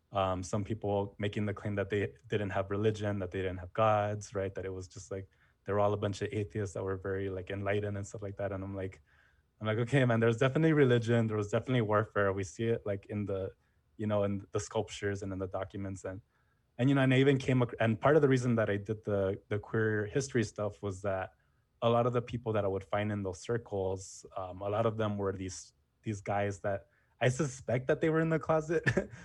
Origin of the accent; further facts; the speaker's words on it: Jalisco, Mexico; originally I'm from Jalisco